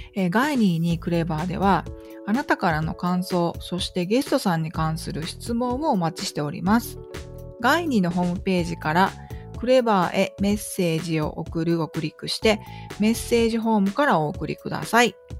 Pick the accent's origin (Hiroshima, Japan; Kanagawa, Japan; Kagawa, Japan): Kagawa, Japan; 生え抜きのあの香川県で生まれて香川県で育った人間